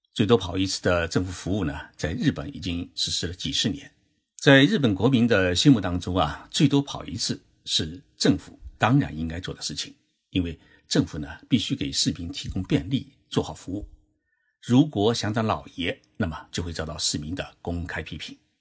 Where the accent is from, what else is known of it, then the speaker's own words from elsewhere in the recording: Zhejiang, China; now in Tokyo, Japan; 我的老家浙江省